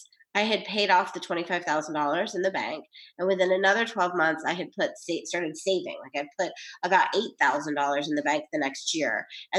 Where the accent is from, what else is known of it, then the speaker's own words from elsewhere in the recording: New York, United States; I'm from New York.